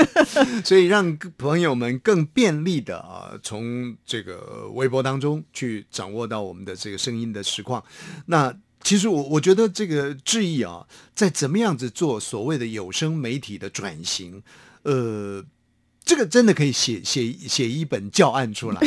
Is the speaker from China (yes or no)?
no; Hsinchu, Taiwan; 到了我的家乡，大概新竹